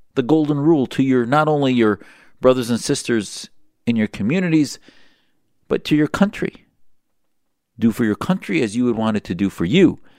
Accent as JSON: {"language": "English", "region": "Wisconsin", "country": "United States", "tie": "born or raised there", "said": "I grew up in Wisconsin"}